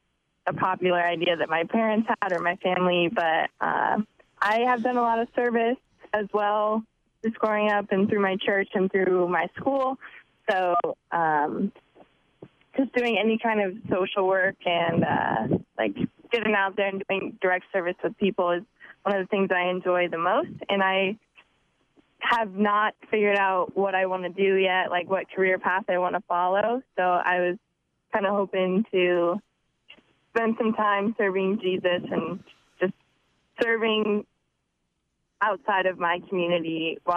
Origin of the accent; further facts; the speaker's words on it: Aurora, Colorado, United States; I am from Aurora, Colorado. It's just southeast of Denver, Colorado